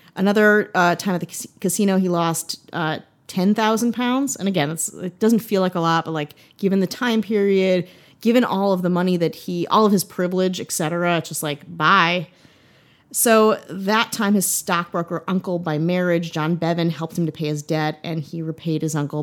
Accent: United States; as an American

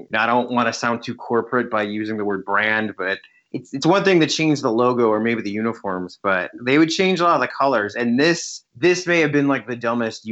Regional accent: Chicago, Illinois, United States; I grew up on White Sox baseball. I'm from the heart of White Sox country

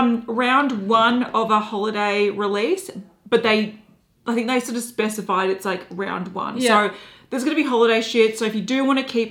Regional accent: Australia; We're Australian

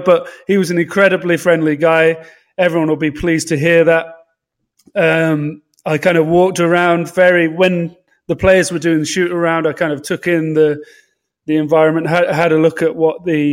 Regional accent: London, United Kingdom

